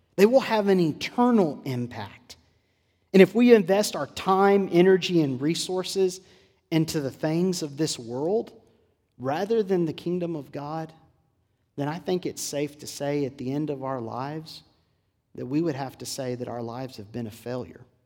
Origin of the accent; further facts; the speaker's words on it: Port Lavaca, Texas, United States; Growing up in South Texas in my home church in Port Lavaca